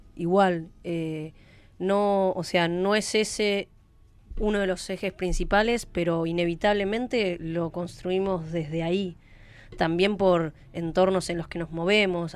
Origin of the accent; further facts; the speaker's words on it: San Antonio de Padua, Buenos Aires Province, Argentina; soy de Padua